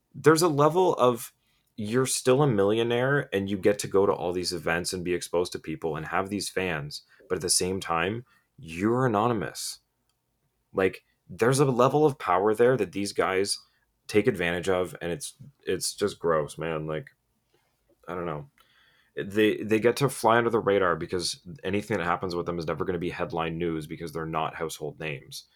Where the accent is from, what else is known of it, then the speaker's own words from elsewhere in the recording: Canada; as a Canadian